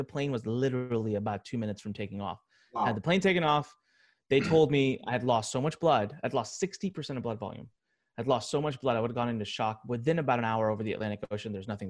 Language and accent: English; India; Well, I'm Indian. I know Hindi. I'm going to go to India.